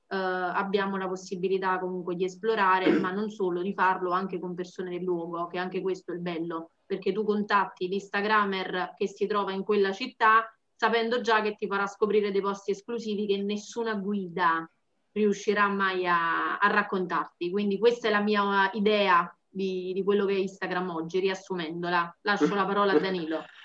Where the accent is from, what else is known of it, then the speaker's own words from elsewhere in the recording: Campania, Italy; sono originaria della Campania